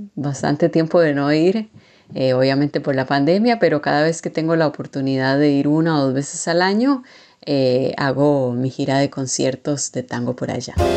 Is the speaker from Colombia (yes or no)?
no; Costa Rica; now in Buenos Aires, Argentina; mi casa, en mi país, en Costa Rica